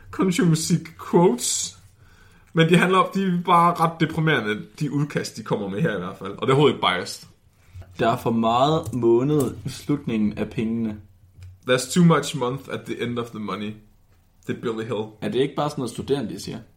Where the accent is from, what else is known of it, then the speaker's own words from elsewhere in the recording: West Jutland, Central Denmark Region, Denmark; Jeg er ikke fra Danmark, jeg er fra Vestjylland.